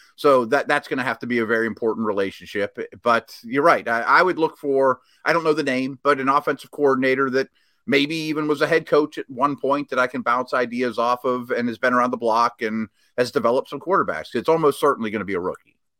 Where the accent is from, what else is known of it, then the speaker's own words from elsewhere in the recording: Pittsburgh, Pennsylvania, United States; my hometown Rooney's